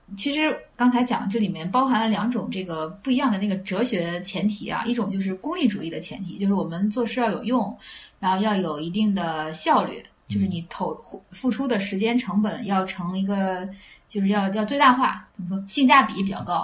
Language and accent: Chinese; Handan, Hebei, China; 我是邯郸人，所以就读的赵国历史故事